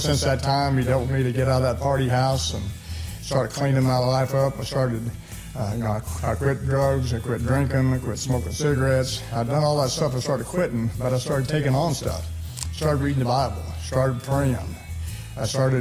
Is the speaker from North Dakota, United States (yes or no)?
no; Missouri, United States; moved away as an adult; also born or lived in Utah / Texas; I was born in Missouri